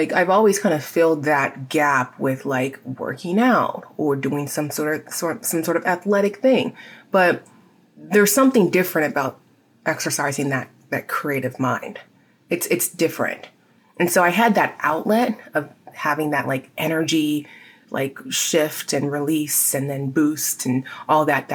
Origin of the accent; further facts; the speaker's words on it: San Diego, California, United States; my hometown of San Diego